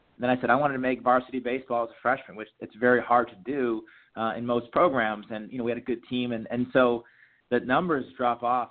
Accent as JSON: {"language": "English", "town": "Jay", "region": "Maine", "country": "United States", "tie": "born or raised there", "moved": "as an adult", "said": "growing up in Maine"}